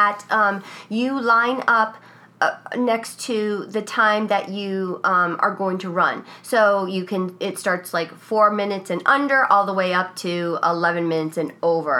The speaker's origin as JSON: {"language": "English", "region": "Connecticut", "country": "United States", "said": "I'm from Connecticut"}